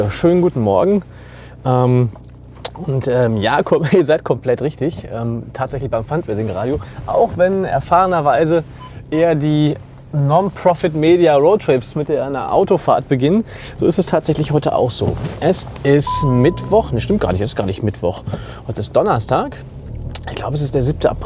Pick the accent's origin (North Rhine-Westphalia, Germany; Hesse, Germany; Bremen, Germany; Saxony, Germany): North Rhine-Westphalia, Germany; Bochum; Als Bochumer bin ich eher dazwischen.